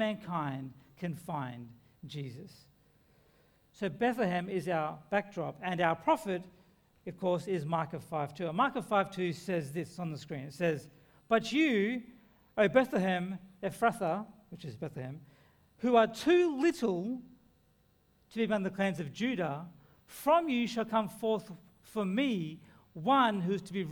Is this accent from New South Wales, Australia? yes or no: yes; Lismore, New South Wales, Australia; my hometown of Lismore